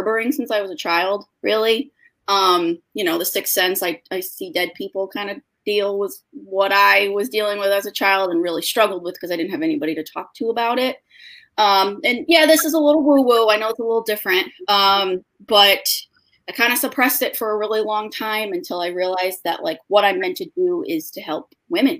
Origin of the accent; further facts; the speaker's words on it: East Haven, Connecticut, United States; I am from technically East Haven, Connecticut